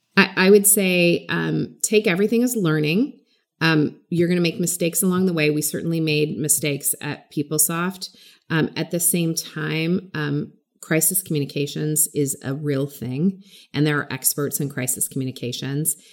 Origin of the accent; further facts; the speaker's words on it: California, United States; growing up in California